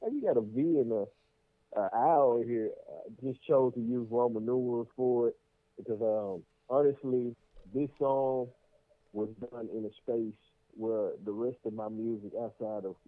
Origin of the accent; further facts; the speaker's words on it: Memphis, Tennessee, United States; I'm from Memphis